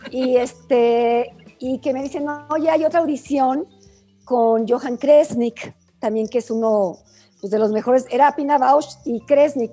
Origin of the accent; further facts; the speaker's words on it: Mexico; moved away as an adult; also born or lived in Germany; yo soy latina, mexicana